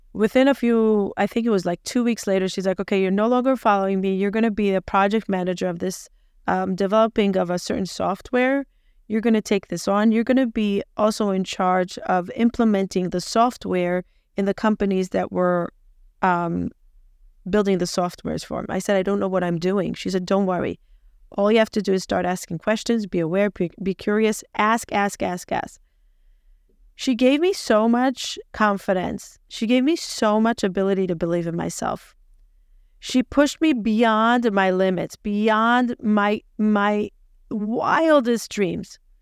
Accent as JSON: {"language": "English", "country": "Israel", "tie": "born or raised there", "also_born_or_lived": "Peoria, Illinois, United States", "moved": "as an adult", "said": "I was born in Peoria, Illinois, moved to Israel when I was two, grew up in Israel till I was twenty-six"}